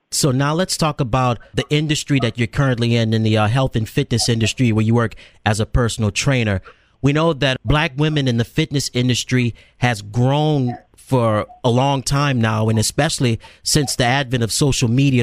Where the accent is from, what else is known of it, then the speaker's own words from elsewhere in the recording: the South, United States; I'm from the South